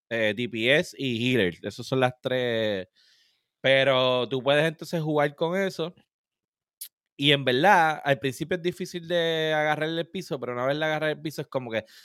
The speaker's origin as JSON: {"language": "Spanish", "town": "Cataño", "country": "Puerto Rico", "said": "Demostrando que soy de Cataño. De ah, Cataño, papá."}